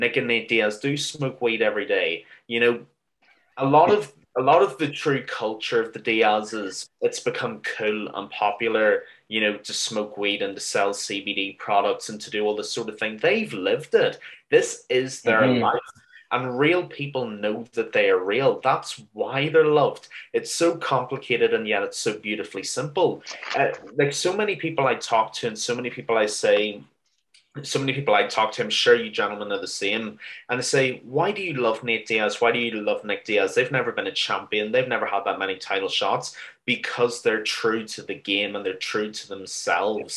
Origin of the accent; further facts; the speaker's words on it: Ireland; as an Irish mixed martial arts fan